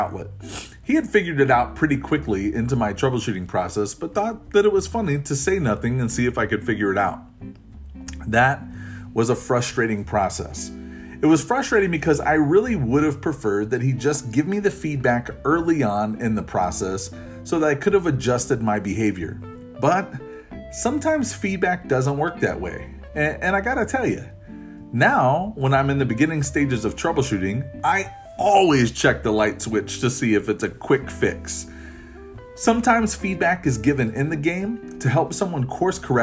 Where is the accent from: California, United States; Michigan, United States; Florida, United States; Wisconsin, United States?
Florida, United States; I grew up in Florida